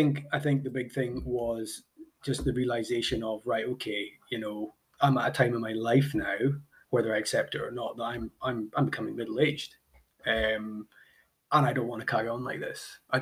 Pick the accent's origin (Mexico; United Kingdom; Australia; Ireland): United Kingdom; Highlands of Scotland; I'm from the Highlands of Scotland, where we're a little bit behind with a lot of these things